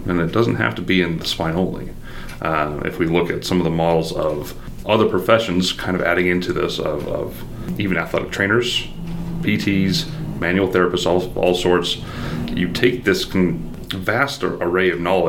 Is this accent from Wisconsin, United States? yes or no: no; Utah, United States; So I am actually from Utah.